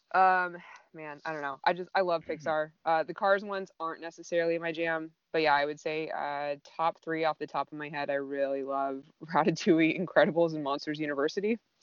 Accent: Southern California, United States; growing up in Southern California

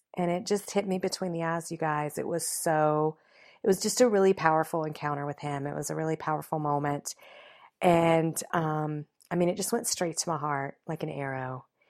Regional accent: the South, United States; I was raised in the South

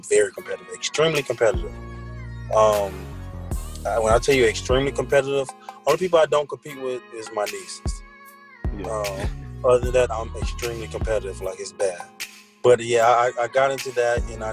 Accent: Tallahassee, Florida, United States; I'm from a place outside Tallahassee

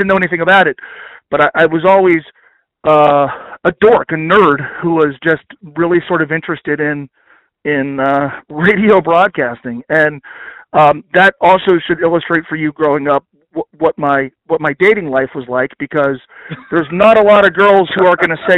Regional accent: Northern Kentucky, United States; also born or lived in New Jersey; born in Northern Kentucky. Mm-hmm. We moved to New Jersey. We come back

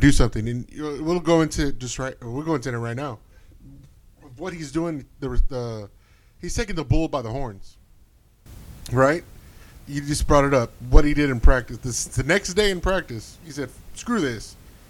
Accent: United States; we're American

